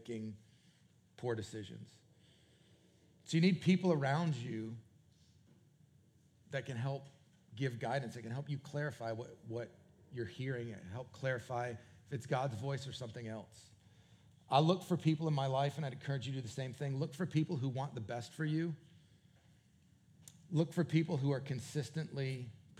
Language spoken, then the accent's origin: English; New England, United States; moved away; also born or lived in Canada / Raleigh area; New England, which is where Jennifer and I are both from